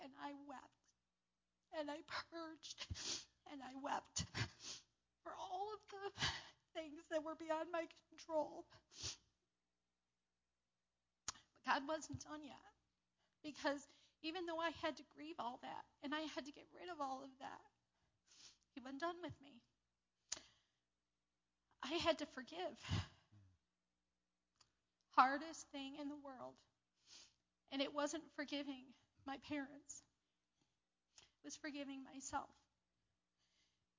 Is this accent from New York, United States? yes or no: yes; New York, United States; also born or lived in Lakota Indian Reservation; we came back to New York to live with my father